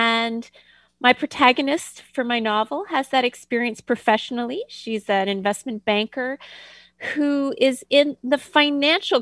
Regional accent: Ottawa, Ontario, Canada; moved away; I grew up in Canada

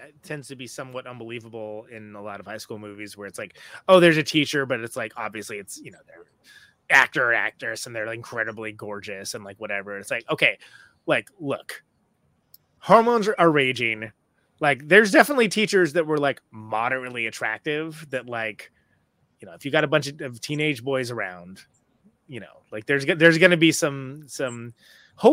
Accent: California, United States; I was born and raised in California

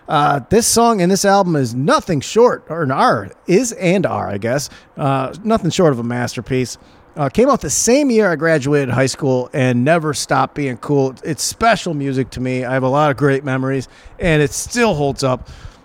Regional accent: Saginaw, Michigan, United States; moved away; also born or lived in Echo Park, Los Angeles; my hometown of Saginaw, Michigan.

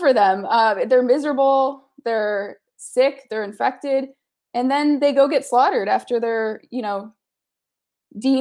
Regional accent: Kalamazoo, Michigan, United States; now in Los Angeles, United States; Growing up in the Midwest, I'm originally from Michigan. Now I live in Los Angeles

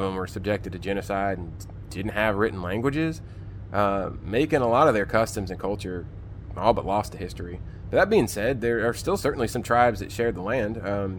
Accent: Florida, United States; the Florida man.

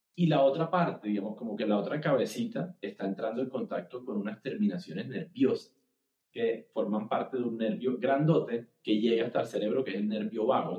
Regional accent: Cartagena, Bolívar, Colombia; moved away as an adult; also born or lived in Bogotá; now in Barranquilla, Colombia; yo soy eh, cartagenero. Yo me fui a vivir a Bogotá a los 18 años

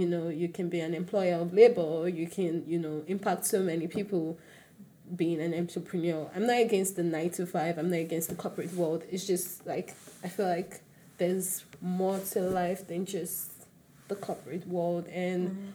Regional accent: Lagos, Nigeria; born or raised there; also born or lived in Osun State

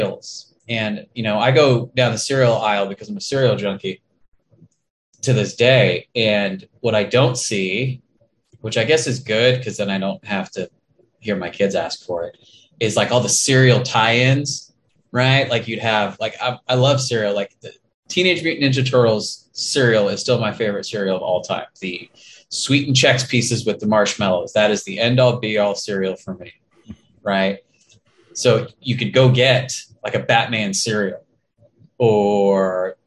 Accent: Escondido, California, United States; now in Inland Empire, United States; We're both from Escondido, right. California

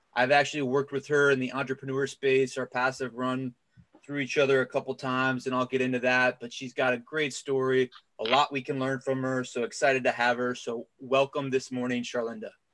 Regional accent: Cincinnati, Ohio, United States; now in North Carolina, United States; I've been in North Carolina for the last 15 years, but I'm from Cincinnati, Ohio

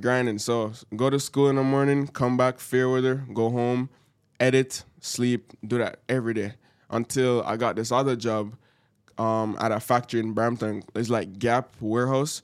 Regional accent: Jamaica; now in Canada; I'm from Jamaica

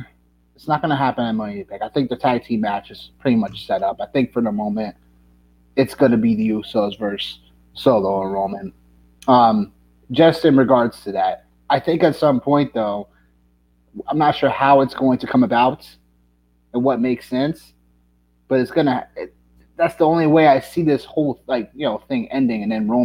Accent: Connecticut, United States; I could drive to Stanford. I'm from Connecticut.

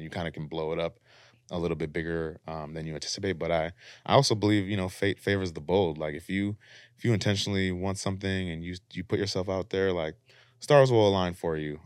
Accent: Minneapolis, Minnesota, United States; moved away as an adult; now in Los Angeles, United States; we're from Minneapolis, and sometimes we talk to our folks back home

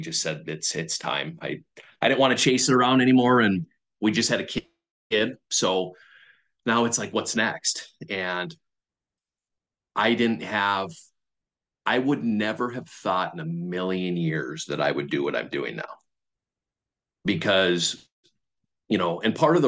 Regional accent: Minnesota, United States; moved away as an adult; now in Buffalo, United States; I grew up in Minnesota.

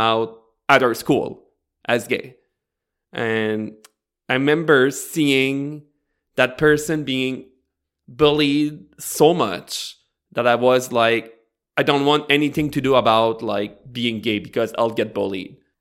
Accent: Bathurst, New Brunswick, Canada; I grew up in Northern New Brunswick, uh, more precisely in Bathurst

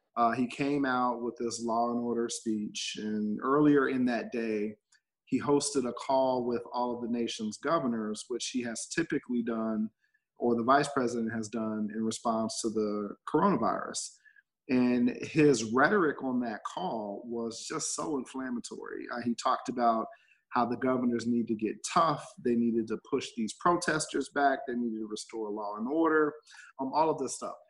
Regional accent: Dayton, Ohio, United States; moved away; I'm from Dayton, Ohio, uh, originally born and raised there, public schools there, then college uh, there

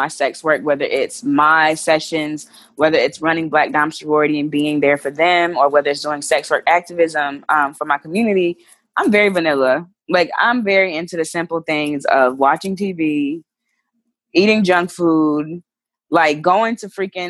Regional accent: North Carolina, United States; moved away as an adult; now in New York, United States; I'm originally from North Carolina, when I moved to New York 3 years ago

